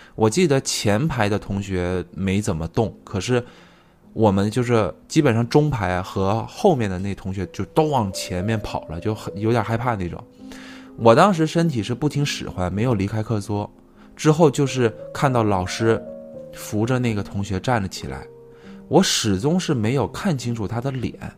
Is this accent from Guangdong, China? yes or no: yes; Shenzhen, Guangdong, China; 我小时候是在深圳长大的，就上初中之后呢，就教育改革嘛，要求全校必须说那个普通话